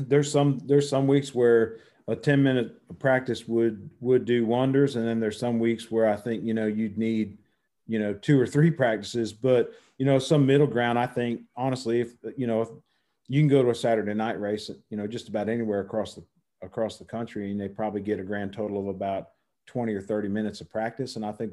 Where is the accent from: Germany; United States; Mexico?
United States; New Jersey; I grew up in New Jersey